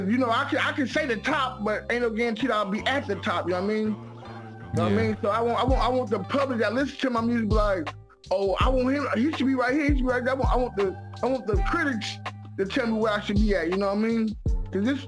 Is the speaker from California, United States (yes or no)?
yes; San Francisco, California, United States; I'm from San Francisco, born and raised, I'm from Sunnyvale Housing Projects